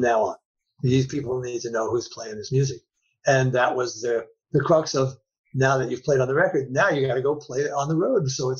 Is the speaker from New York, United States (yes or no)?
yes; New York, United States; It was hot as fuck. I'm a New Yorker.